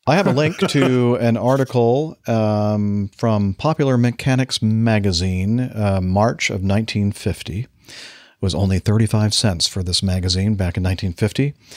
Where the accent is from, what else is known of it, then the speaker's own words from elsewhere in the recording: Long Beach, California, United States; I was born in Long Beach